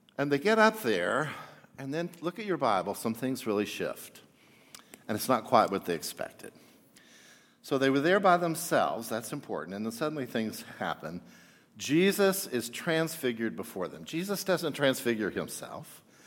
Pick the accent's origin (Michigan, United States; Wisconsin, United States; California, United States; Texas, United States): Texas, United States; I grew up in Texas